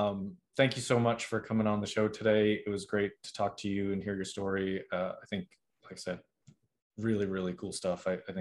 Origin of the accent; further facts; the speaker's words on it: Boston, Massachusetts, United States; I'm originally from Boston, and everybody always asks me why I don't have a Boston accent.